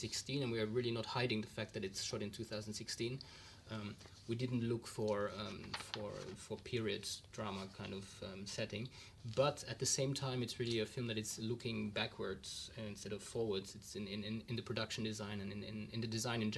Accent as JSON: {"language": "English", "country": "Luxembourg", "said": "I'm from Luxembourg"}